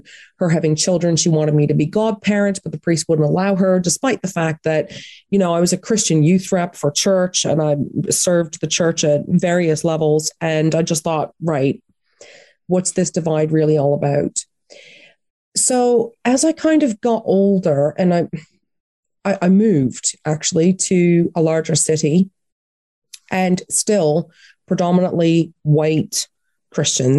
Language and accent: English; Atlantic Canada, Canada; now in United Kingdom; I grew up in Atlantic Canada